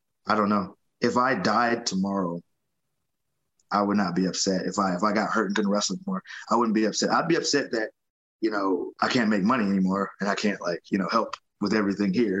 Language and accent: English; Atlanta, Georgia, United States; I got an opportunity to do it here in Atlanta